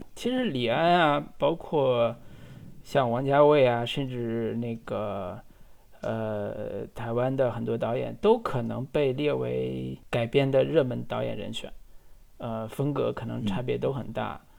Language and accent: Chinese; China; 我们大陆人